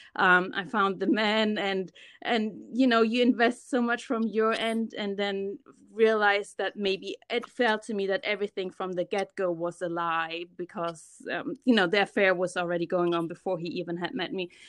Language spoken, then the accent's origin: English; Germany; moved away as an adult; now in United States; I was born and raised in Germany. I'm a German Ghanaian, so my mom is German, my dad is from Ghana, and I moved to the States about ten years ago